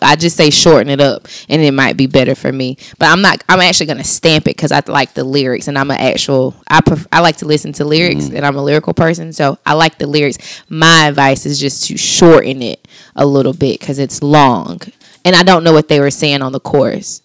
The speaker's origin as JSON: {"language": "English", "town": "Anderson", "region": "South Carolina", "country": "United States", "tie": "born or raised there", "said": "I'm from Anderson"}